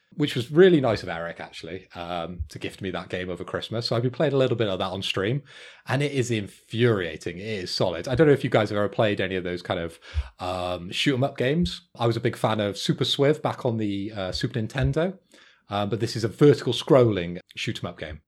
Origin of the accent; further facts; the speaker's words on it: Bristol, South West England, United Kingdom; I am from Bristol